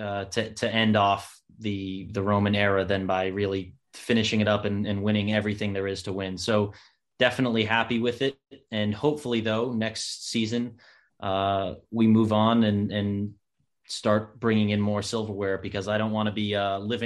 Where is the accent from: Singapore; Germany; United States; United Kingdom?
United States; being American